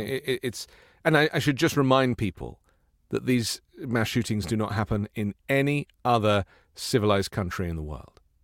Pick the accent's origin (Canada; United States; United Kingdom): United Kingdom; England; I come from England